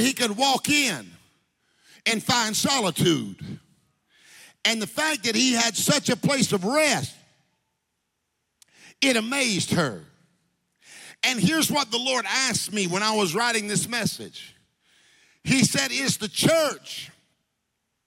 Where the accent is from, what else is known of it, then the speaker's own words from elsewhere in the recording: United States; I'm an American.